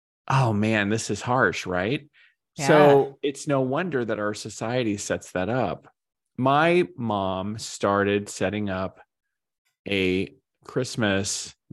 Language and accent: English; Arizona, United States; Or we grew up in Arizona.